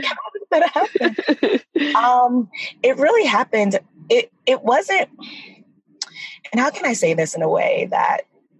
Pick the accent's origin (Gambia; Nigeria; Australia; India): Nigeria; So, as we talked about earlier, we're Nigerian. I'm Nigerian.